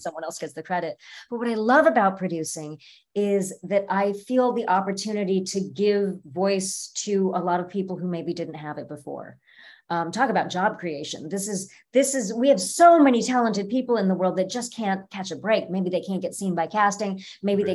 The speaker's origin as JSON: {"language": "English", "area": "Orange County", "region": "California", "country": "United States", "tie": "born or raised there", "also_born_or_lived": "Cleveland, Ohio", "said": "I was born in Cleveland, but I was raised in Orange County, California"}